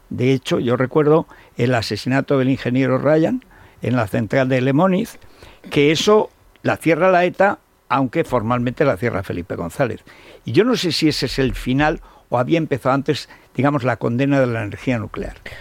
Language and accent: Spanish; Aragon, Spain; como estoy sufriendo yo en mi pueblo y en todo Aragón